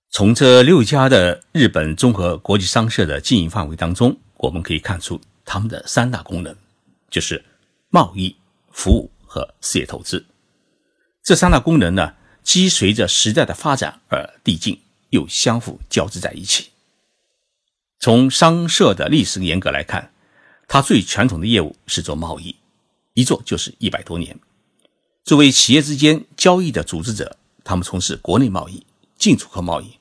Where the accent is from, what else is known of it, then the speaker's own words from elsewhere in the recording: Zhoushan, Zhejiang, China; 我的老家是在浙江省舟山市，那是一个群岛城市